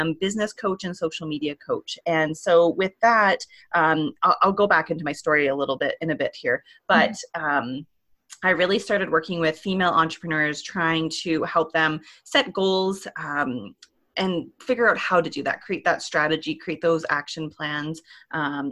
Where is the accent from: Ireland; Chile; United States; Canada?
Canada; Ontario; moved away as an adult; also born or lived in Alberta; I'm originally from Ontario here in Canada.